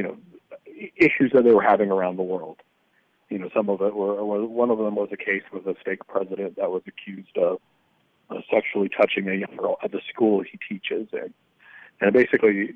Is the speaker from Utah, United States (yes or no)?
yes; Springville, Utah, United States; born or raised there; now in Texas, United States